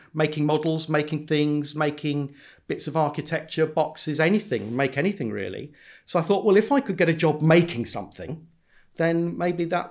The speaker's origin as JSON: {"language": "English", "region": "London", "country": "United Kingdom", "tie": "born or raised there", "said": "I grew up in South London"}